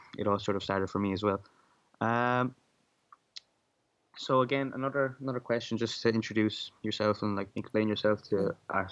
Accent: Ireland; I'm 17 years old and I'm from Ireland

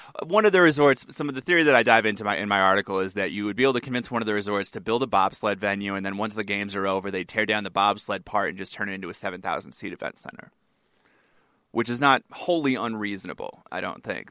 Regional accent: New England, United States; now in Colorado, United States; I'm from New England

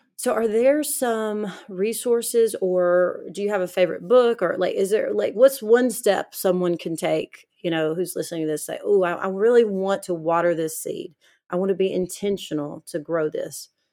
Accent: Alabama, United States; growing up in the South in Alabama

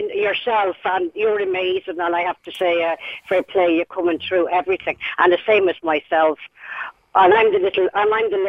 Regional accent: Castle Pollard, Westmeath, Ireland; born there; I was born in Manor House, Castle Pollard, County Westmeath.

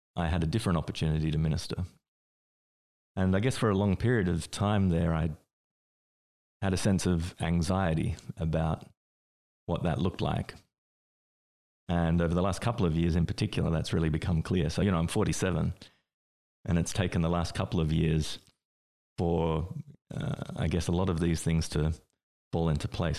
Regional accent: Australia; I grew up in Australia

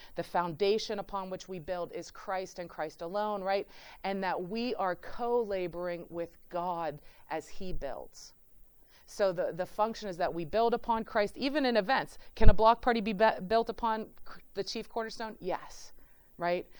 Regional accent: Pittsburgh, Pennsylvania, United States; moved away as an adult; now in Cleveland, United States; I'm from, I'm from Pittsburgh.

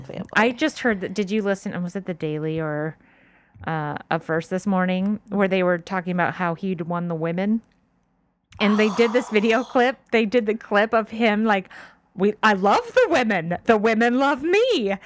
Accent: Orange County, California, United States; I'm from Orange County.

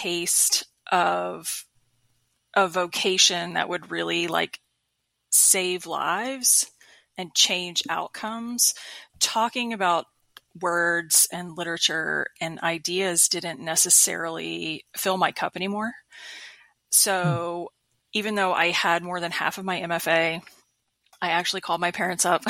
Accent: Panama City Beach, Florida, United States; moved away as an adult; also born or lived in Macon, Georgia / Atlanta, Georgia / Pensacola, Florida; moved back to my home state of Florida. I'm originally from Bay County, Florida. So Panama City Beach

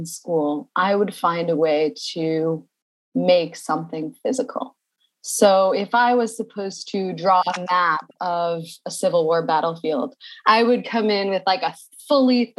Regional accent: Carmel, New York, United States; I was born in Carmel, New York, just north of the city

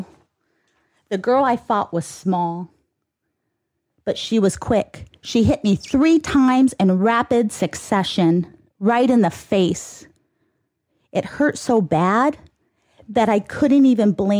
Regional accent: Ontario, California, United States; also born or lived in San Bernardino, California; I'm a girl who grew up right here in Ontario, where this studio sits.

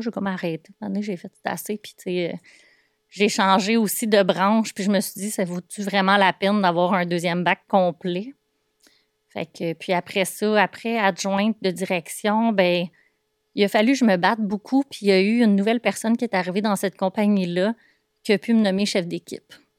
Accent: Boisbriand, Quebec, Canada; je suis de Bois-Brillant au départ, donc j'ai passé euh, la majorité de mon enfance dans un petit rond-point euh, de Bois-Brillant

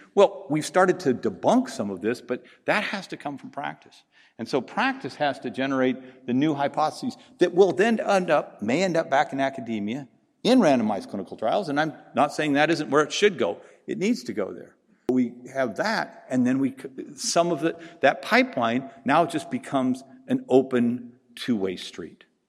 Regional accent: Pacific Northwest, United States; also born or lived in the South, United States; now in Southern United States; I'm from the Pacific Northwest. I live in the South

